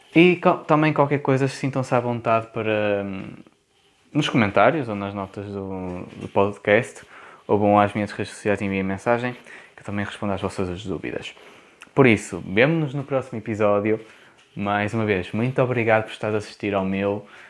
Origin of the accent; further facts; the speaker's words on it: Porto, Norte, Portugal; accent: Porto; eu tenho sotaque do Porto. Eu não reconheço o sotaque, mas, ah, mas quem me ouve e não é do Porto diz que eu tenho um bom sotaque do Porto